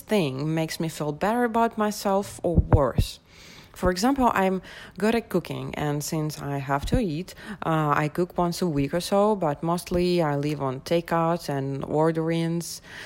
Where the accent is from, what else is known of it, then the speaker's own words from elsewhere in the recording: Moscow, Russia; I'm from Moscow, Russia